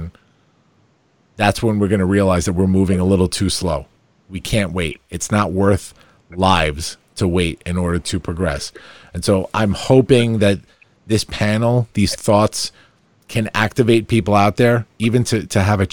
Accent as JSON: {"language": "English", "town": "Farmingdale", "region": "New York", "country": "United States", "tie": "born or raised there", "said": "coming back to my hometown that embraced me to start my business here, to raise my family here"}